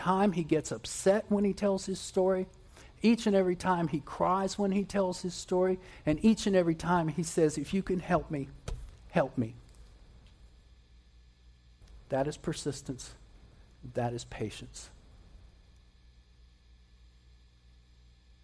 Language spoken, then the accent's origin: English; West Virginia, United States; I spent a good bit of time growing up in West Virginia